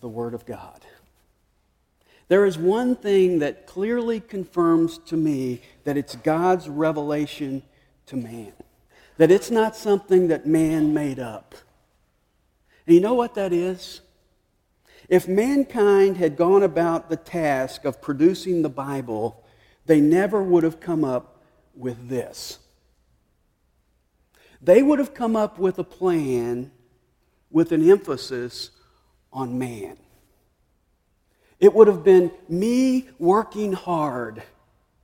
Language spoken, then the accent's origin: English; Nashville, Tennessee, United States; moved away; I grew up in Nashville, so I grew up rooting for Vanderbilt